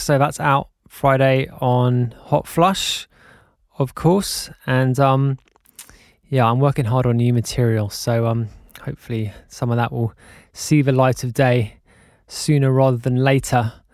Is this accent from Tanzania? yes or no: no; London, United Kingdom; I was born in London and brought up in the U K, but the vast majority of my family are Irish